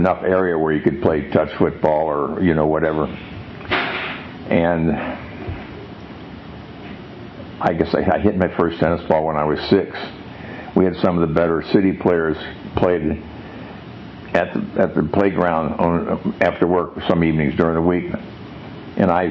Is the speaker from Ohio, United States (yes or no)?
yes; Cincinnati, Ohio, United States; I was born in Christ Hospital in 1930, and depression going on. Lived in Bond Hill